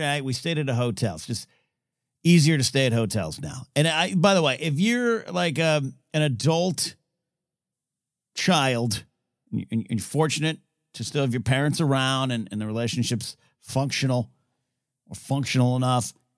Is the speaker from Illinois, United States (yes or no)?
no; Central Coast of California, United States; now in Southern California, United States; I grew up in the Central Coast